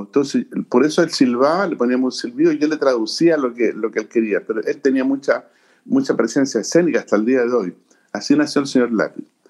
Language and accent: Spanish; Chile; soy chileno